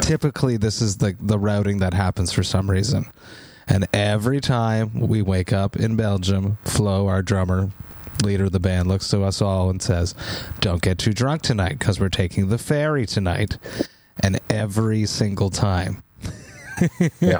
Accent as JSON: {"language": "English", "town": "Montreal", "region": "Quebec", "country": "Canada", "tie": "born or raised there", "said": "I'm from Montreal"}